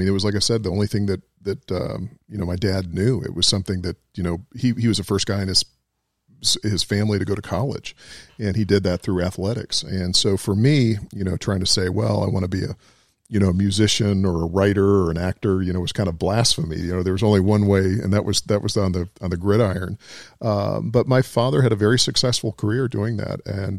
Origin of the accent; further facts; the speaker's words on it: Alabama, United States; born there; also born or lived in San Francisco / Buffalo / Atlanta / St. Louis; And so I was born in Alabama, but we ended up living many different places in San Francisco and Buffalo and Atlanta, St. Louis. So it was kind of like being a military brat. We moved all over the place.